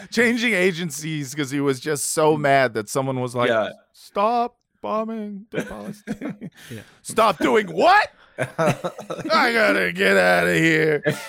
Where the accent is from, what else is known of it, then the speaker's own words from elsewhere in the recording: United States; as an American Jew